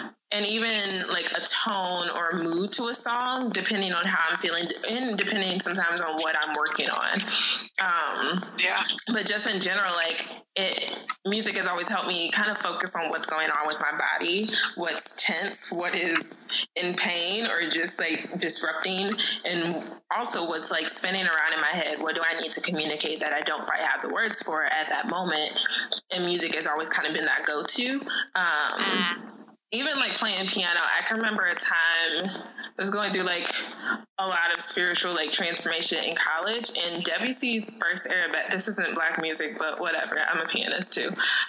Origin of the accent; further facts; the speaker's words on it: Midwest, United States; And I, too, used to live in D.C. and even talk, but we're also both from the Midwest.